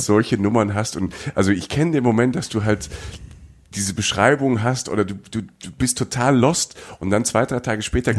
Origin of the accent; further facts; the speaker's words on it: Rhineland-Palatinate, Germany; Ich komme aus der Pfalz